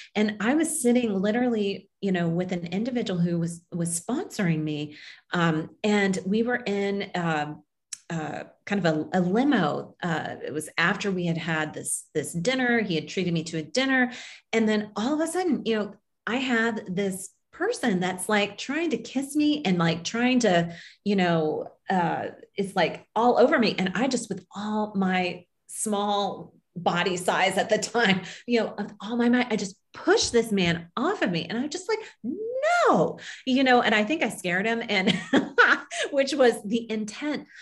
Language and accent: English; Kansas, United States; moved away as an adult; also born or lived in Tokyo, Japan; I grew up in Kansas, um, a Kansas girl, small town